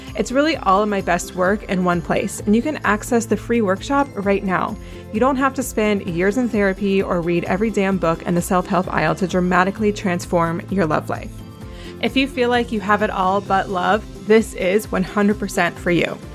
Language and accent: English; North Carolina, United States; I am from North Carolina